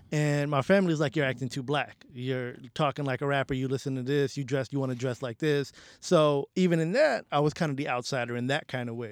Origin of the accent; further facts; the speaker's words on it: New York City, New York, United States; also born or lived in Bangladesh; i grew up in the bronx